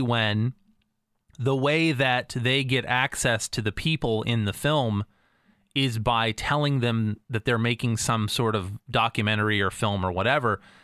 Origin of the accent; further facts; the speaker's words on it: United States; as an American